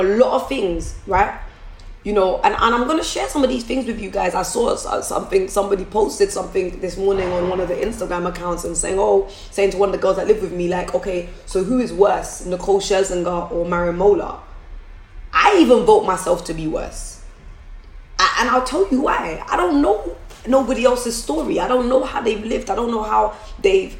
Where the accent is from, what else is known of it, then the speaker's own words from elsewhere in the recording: London, United Kingdom; I'm from Forest Gate